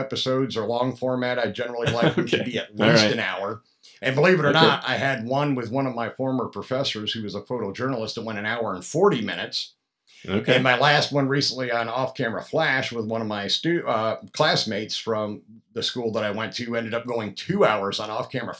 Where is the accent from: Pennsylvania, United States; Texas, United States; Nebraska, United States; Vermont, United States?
Pennsylvania, United States; now in Atlanta, United States; I'm from Pennsylvania originally, a couple hours north of where Jared's from